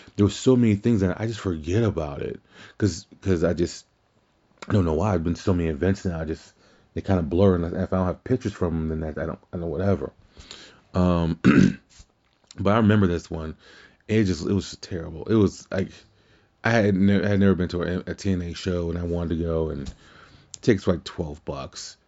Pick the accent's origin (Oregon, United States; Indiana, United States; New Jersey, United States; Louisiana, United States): Louisiana, United States; my home state as well